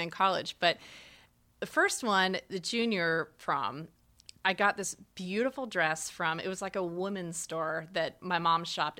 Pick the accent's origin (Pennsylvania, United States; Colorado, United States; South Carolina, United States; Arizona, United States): Arizona, United States; moved away; growing up in Arizona